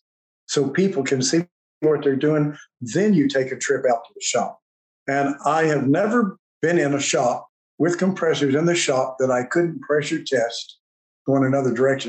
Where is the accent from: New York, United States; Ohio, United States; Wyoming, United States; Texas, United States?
Texas, United States; West; I'm a goober from West Texas